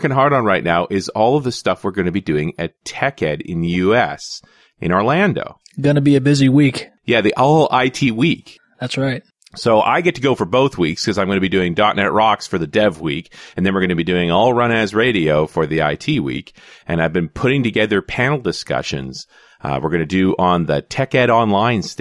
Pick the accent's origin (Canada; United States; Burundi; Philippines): Canada; even though I'm a Canadian and we're a little more casual on the patriotic side of things